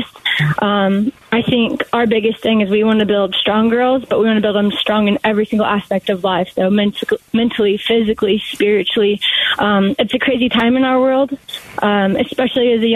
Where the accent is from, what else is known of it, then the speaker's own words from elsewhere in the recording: Goodyear, Arizona, United States; also born or lived in Ireland; I grew up in Goodyear, Arizona.